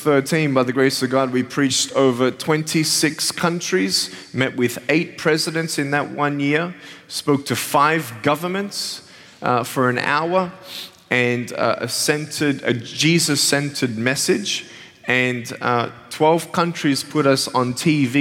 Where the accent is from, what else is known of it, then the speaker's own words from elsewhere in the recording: Australia; moved away; I'm originally from Australia, and I have an amazing family